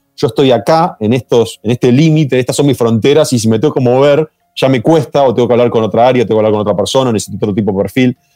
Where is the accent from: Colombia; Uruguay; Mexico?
Uruguay; los uruguayos lo asociamos